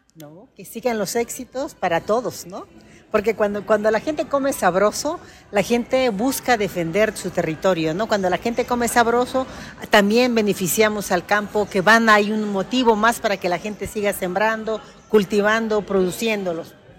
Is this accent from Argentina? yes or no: no; Mexico; como buenos mexicanos